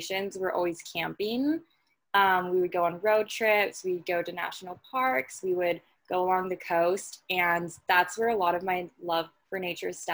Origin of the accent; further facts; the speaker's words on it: Los Angeles, California, United States; I grew up in a town called San Pedro, which is technically connected to Los Angeles